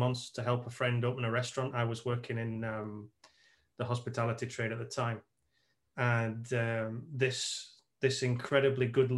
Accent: United Kingdom; moved away as an adult; also born or lived in Tenerife; I'm British

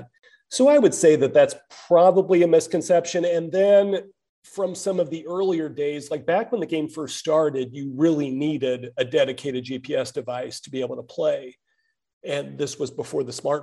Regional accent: Kansas City, Missouri, United States; moved away as an adult; now in Seattle, United States; I grew up in the Kansas City area, and I moved here to Seattle about 8 years ago

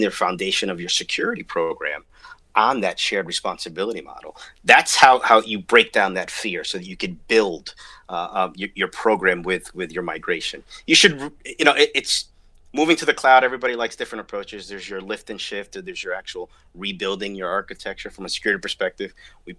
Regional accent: New Jersey, United States; hometown New Jersey, and I'm from New Jersey

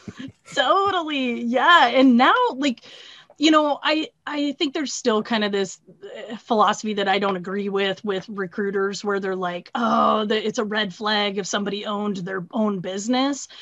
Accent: Pacific Northwest, United States; now in Iowa, United States; I'm originally from the Pacific Northwest, but I'm based out of Iowa here.

